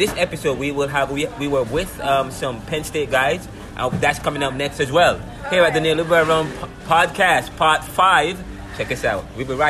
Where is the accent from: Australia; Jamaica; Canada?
Jamaica; now in United States; I'm from Jamaica too.